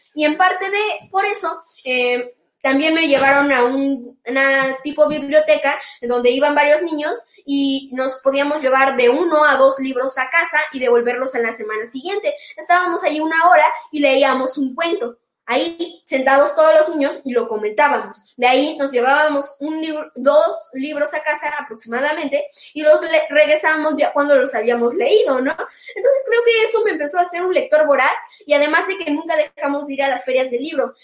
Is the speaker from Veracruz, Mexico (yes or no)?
yes; Xalapa, Veracruz, Mexico; also born or lived in Mexico City; cuando regresé de nuevo a la ciudad de Jalapa, do-, de donde yo nací